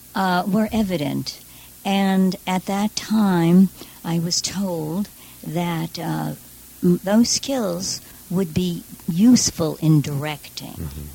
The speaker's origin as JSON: {"language": "English", "town": "New York City", "region": "New York", "country": "United States", "tie": "born or raised there", "said": "I'm from Borough Park"}